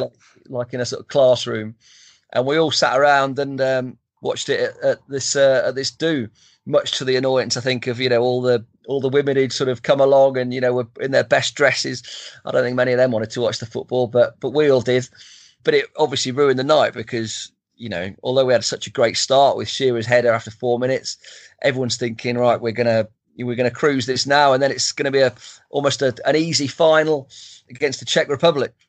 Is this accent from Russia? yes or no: no; Stamford, East Midlands, United Kingdom; my hometown, Stamford